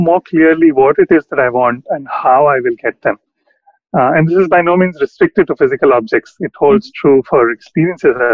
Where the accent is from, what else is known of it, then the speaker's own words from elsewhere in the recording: South India, India; now in Delhi, India; as a South Indian living in Delhi